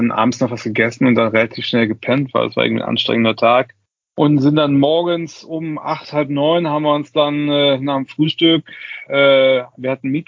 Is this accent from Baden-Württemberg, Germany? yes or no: no; Cologne, North Rhine-Westphalia, Germany; man konnte das sehen als Kölner, hat man natürlich gemerkt, wir Kölner